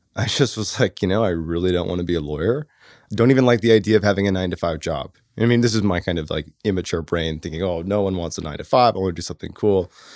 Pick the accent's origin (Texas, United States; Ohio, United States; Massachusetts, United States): Massachusetts, United States; Boston; I grew up in Boston